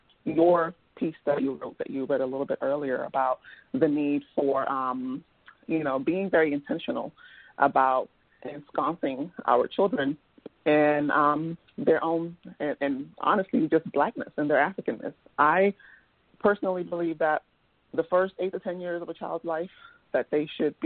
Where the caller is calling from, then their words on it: Washington, District of Columbia, United States; I'm calling from the Washington, D.C. area